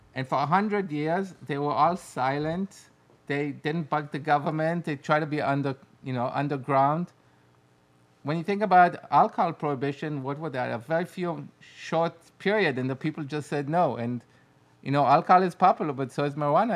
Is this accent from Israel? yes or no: yes; Israel; English is a second language; we're from Israel